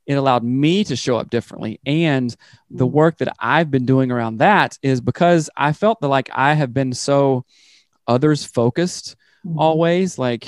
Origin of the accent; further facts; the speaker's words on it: the South, United States; I grew up in the South